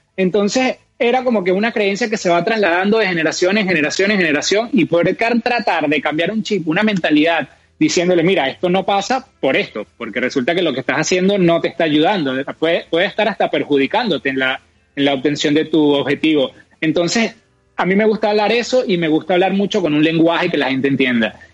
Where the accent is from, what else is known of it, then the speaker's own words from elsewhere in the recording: Venezuela; moved away; nosotros dos somos de Venezuela, cada uno está en un país diferente